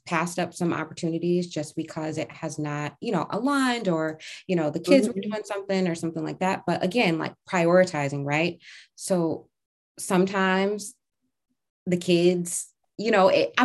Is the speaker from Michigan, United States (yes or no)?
yes; Detroit, Michigan, United States; moved away; we're from Detroit, like we're from the inner city. We call it West Side.